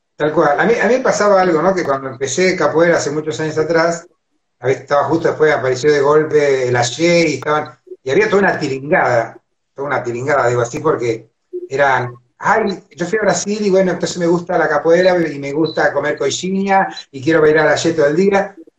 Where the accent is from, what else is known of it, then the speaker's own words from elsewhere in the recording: Argentina; nosotros los que somos argentinos